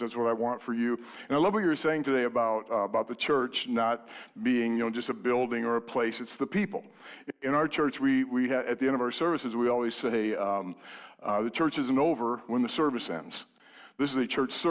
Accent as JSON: {"language": "English", "town": "Fort Dodge", "region": "Iowa", "country": "United States", "said": "We are from Fort Dodge"}